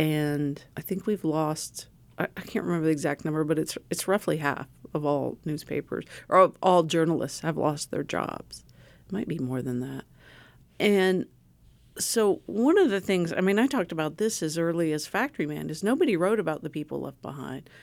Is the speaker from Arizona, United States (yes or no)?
no; small Ohio town, United States; moved away; my hometown